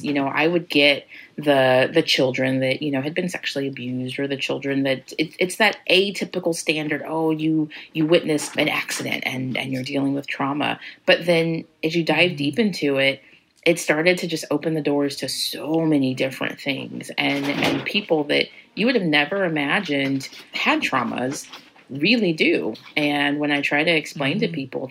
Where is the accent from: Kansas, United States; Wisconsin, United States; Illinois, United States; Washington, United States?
Kansas, United States; moved away as an adult; now in Missouri, United States; I'm from Kansas.